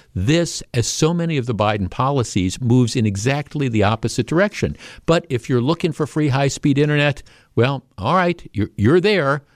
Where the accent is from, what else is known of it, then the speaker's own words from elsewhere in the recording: Glendale, Wisconsin, United States; I grew up in the North Shore, right? I grew up in Glendale.